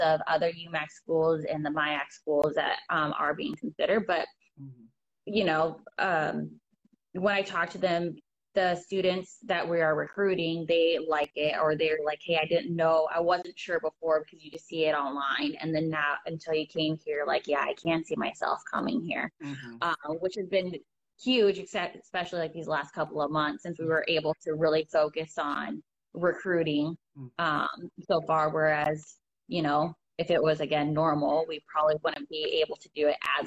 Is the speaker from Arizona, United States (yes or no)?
yes; Arizona, United States; moved away as an adult; now in Morris, United States; Arizona, at least like for my hometown